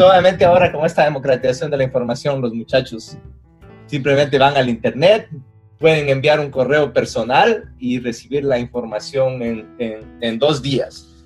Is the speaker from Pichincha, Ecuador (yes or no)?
no; Loja, Ecuador; moved away as an adult; now in United States; yo por ejemplo vengo de Loja que era una ciudad pequeña